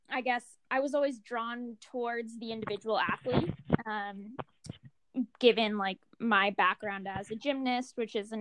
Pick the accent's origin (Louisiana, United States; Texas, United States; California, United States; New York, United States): California, United States; Monterey; I grew up in Monterey, California.